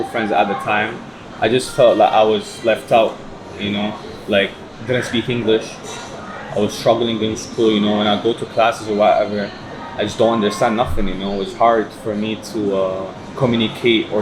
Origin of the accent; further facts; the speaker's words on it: Toronto, Ontario, Canada; moved away as an adult; also born or lived in Baghdad, Iraq / Syria; now in Dubai, United Arab Emirates; we moved to Toronto in Canada. And then that's the place where I got raised